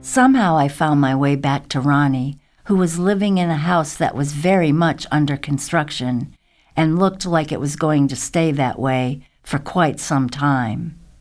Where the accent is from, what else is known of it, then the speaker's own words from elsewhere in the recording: the South, United States; moved away; growing up hippie, surviving the South